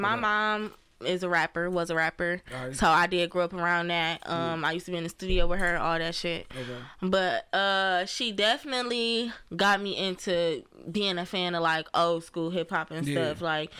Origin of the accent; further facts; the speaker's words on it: Cleveland, Ohio, United States; moved away; also born or lived in Atlanta / Detroit; Growing up in Cleveland, it was straight. I moved around a lot, so I done lived all over Cleveland.